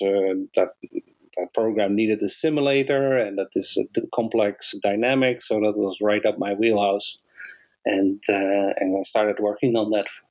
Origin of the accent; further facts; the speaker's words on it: Netherlands; moved away as an adult; also born or lived in Enschede, Netherlands; now in Canada; I am Canadian by choice and Dutch by birth